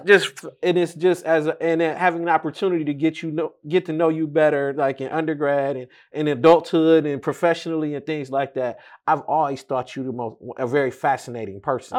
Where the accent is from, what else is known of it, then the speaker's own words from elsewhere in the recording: Detroit, Michigan, United States; we've known and grew up in the same neighborhood.